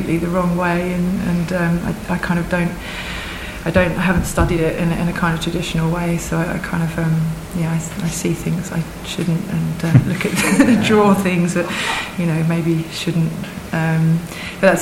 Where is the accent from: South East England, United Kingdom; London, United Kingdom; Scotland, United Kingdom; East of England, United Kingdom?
East of England, United Kingdom; Essex; we're both from Essex